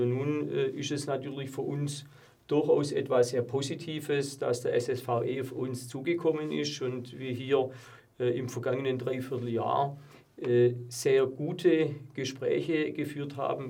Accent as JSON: {"language": "German", "town": "Plochingen", "region": "Baden-Württemberg", "country": "Germany", "tie": "born or raised there", "said": "meine Heimatstadt, äh, der ich äh, zutiefst verbunden bin"}